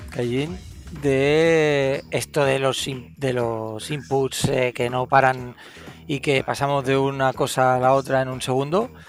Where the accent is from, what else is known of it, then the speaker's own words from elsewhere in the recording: Lloret de Mar, Catalonia, Spain; se graba en mi pueblo aquí en Cataluña también, ¿eh? en Lloret de Mar.